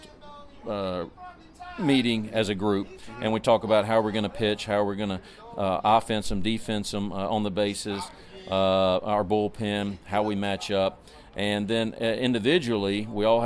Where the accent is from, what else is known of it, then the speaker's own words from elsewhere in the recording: the South, United States; I'm from the South